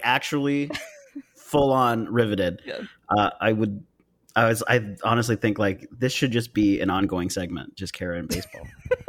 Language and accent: English; California, United States; I am originally from California, and mm-hmm. we used to go to events at Angel Stadium back when we were in California.